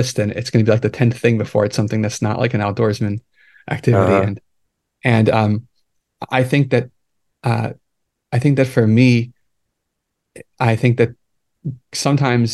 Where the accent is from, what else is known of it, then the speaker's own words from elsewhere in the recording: New York City, New York, United States; moved away as an adult; also born or lived in Kyiv, Ukraine / Italy / New Jersey / California; now in San Francisco, United States; I grew up in New York. Pretty much since I was like 4 years